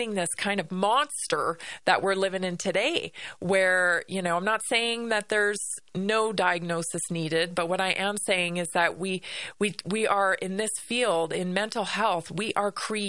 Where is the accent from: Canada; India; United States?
Canada; Vancouver Island, British Columbia; I grew up on Vancouver Island, and I was forest bathing every day to and from school